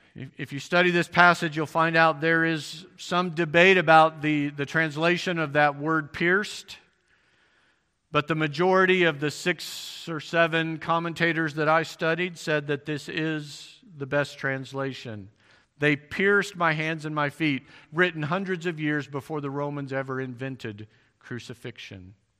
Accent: Missouri, United States; I'm from Missouri.

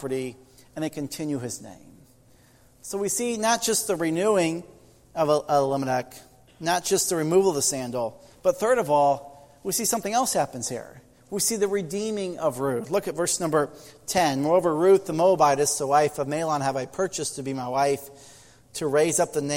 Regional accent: United States; I grew up in Amish country, and no, I'm not Amish

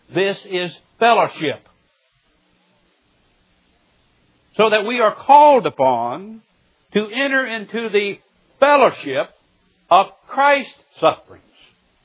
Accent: Missouri, United States; now in Birmingham, United States; When I moved from Southwest Missouri, the Ozarks, to Birmingham, Alabama, it took me a while to learn and make an adjustment to my new home. People here in the South do things a little bit different than us hillbillies in the Ozarks.

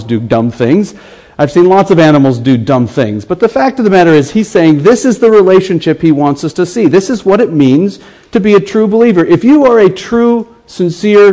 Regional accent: United States; accent: American; my American accent

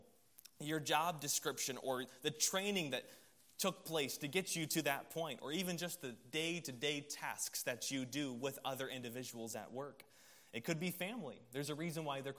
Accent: Columbia, South Carolina, United States; I was from Columbia, South Carolina, so growing up there, I'm a South Carolina Gamecocks fan

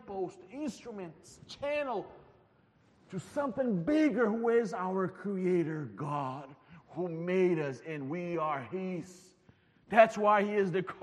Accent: Brazil; moved away; I'm from Brazil

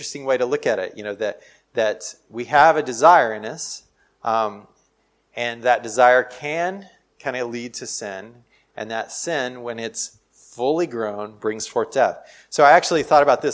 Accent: United States; I'm from America

